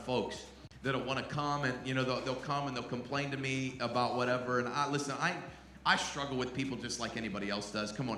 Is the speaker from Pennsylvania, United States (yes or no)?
yes; Pittsburgh, Pennsylvania, United States; I grew up in and around Pittsburgh